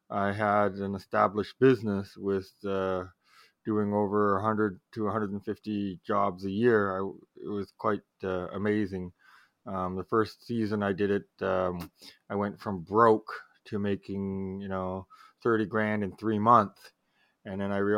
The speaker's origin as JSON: {"language": "English", "country": "Canada", "said": "time I tell people from America I'm from Canada, especially on stage, immediately, eh?"}